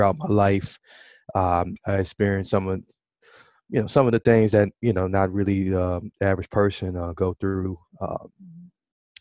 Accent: Milwaukee, Wisconsin, United States; I was born and raised in Milwaukee, Wisconsin

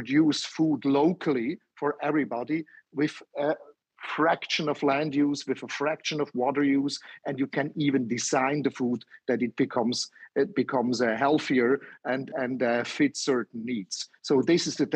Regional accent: Switzerland; I'm from Switzerland.

